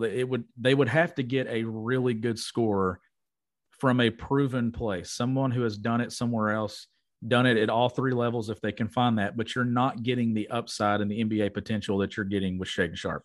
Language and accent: English; Kentucky, United States; my hometown in Palmville, Kentucky